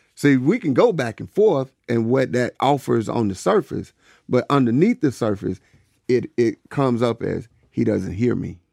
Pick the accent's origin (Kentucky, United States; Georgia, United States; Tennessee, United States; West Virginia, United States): Georgia, United States; Woodland; growing up in Woodland, Georgia